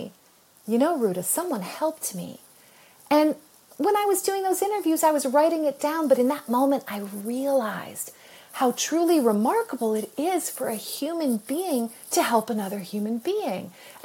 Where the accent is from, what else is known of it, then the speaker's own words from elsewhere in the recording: United States; I'm an American